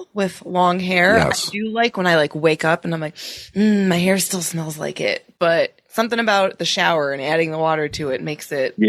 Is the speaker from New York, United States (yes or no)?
yes; Buffalo, New York, United States; I'm from Buffalo.